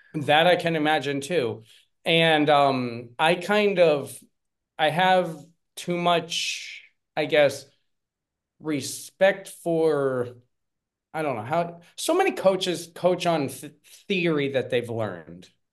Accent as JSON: {"language": "English", "region": "Pennsylvania", "country": "United States", "also_born_or_lived": "South Korea", "moved": "as an adult", "lives_now": "Spain", "said": "I am originally from Pennsylvania. I lived in South Korea for, um, for about seven years. I've been living here in Spain for about ten"}